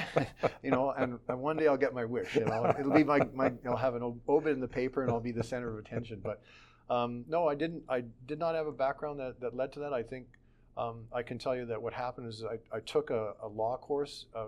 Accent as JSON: {"language": "English", "town": "Calgary", "region": "Alberta", "country": "Canada", "tie": "born or raised there", "also_born_or_lived": "Edmonton, Canada", "said": "I lived my whole life basically in Calgary"}